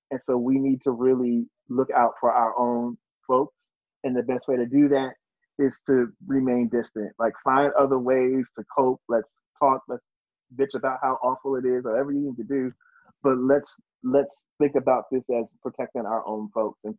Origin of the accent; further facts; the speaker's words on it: New Jersey, United States; moved away; I'm from New Jersey.